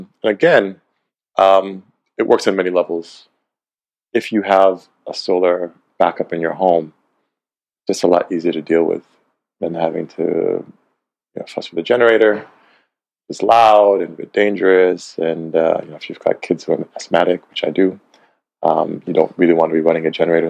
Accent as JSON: {"language": "English", "town": "Cleveland", "region": "Ohio", "country": "United States", "tie": "born or raised there", "lives_now": "Ghana", "said": "And I was born in Cleveland, Ohio."}